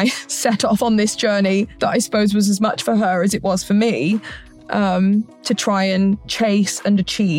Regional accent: Hereford, West Midlands, United Kingdom; moved away as an adult; now in Nashville, United States; I'm originally from Hereford in the United Kingdom, which is an incredibly small town.

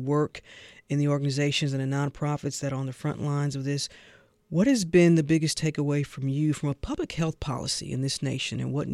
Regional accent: St. Louis, Missouri, United States; St. Louis, my hometown

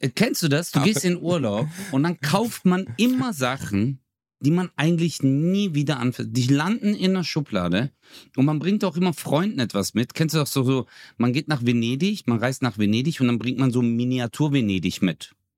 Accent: Çarşamba, Samsun, Turkey; now in Germany; da wo ich herkomme, ist ja auch äh, Charchamba

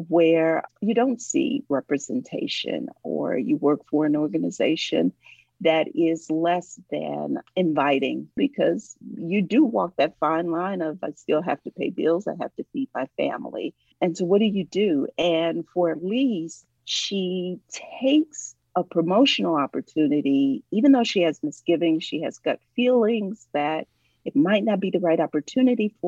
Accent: Ohio, United States; now in Atlanta, United States

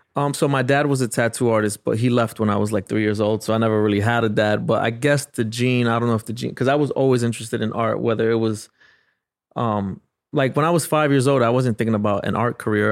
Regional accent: New York City, New York, United States; I grew up in the South Bronx

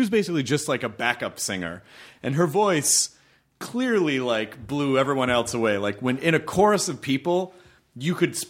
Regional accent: Memphis, Tennessee, United States; Tennessee, Memphis.

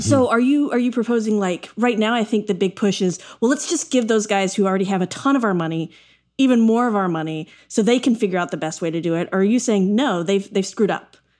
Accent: Texas, United States; now in New York, United States; I grew up in Texas.

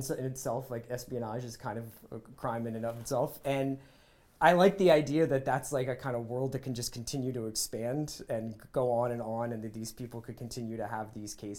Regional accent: Philadelphia, Pennsylvania, United States; I'm from Philadelphia

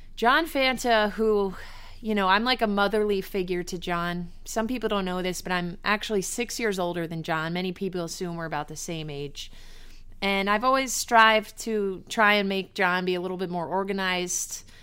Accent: New York, United States; I'm from New York

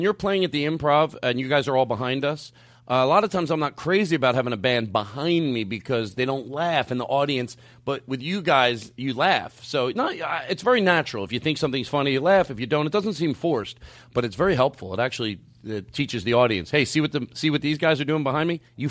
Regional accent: Philadelphia, Pennsylvania, United States; I grew up in Philadelphia, and I'm actually a pretty good driver in the snow.

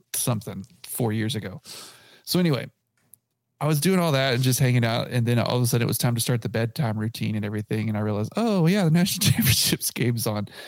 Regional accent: Abilene, Texas, United States; now in Lubbock, United States; I grew up in Abilene

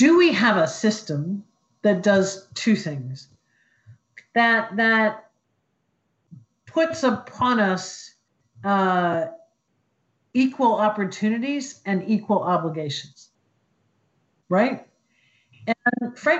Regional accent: Columbus, Ohio, United States; I grew up in Columbus, Ohio

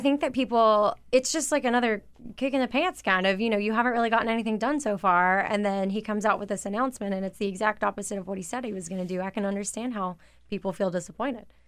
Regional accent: a Confederate state, the South, United States; I did grow up in a state that broke away because of the Civil War

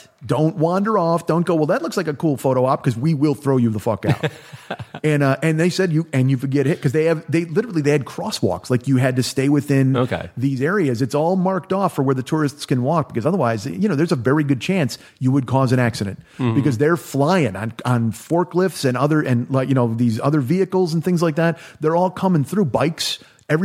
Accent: New Zealand; You know, I'm from New Zealand. We've got fish there.

